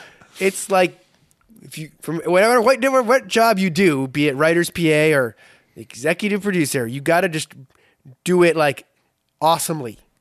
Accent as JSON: {"language": "English", "town": "Boston", "region": "Massachusetts", "country": "United States", "tie": "born or raised there", "also_born_or_lived": "Philadelphia", "moved": "as an adult", "said": "I grew up in Boston"}